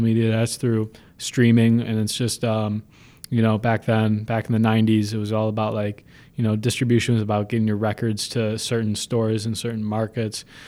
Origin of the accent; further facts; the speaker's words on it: Buffalo, New York, United States; I'm from Buffalo.